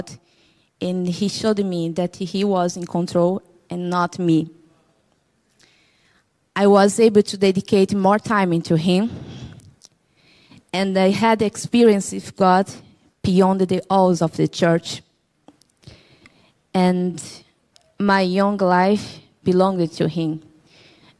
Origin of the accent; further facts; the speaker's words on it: Brazil; English is a second language; now in Cork, Ireland; I'm from Brazil. I'm 31 years old.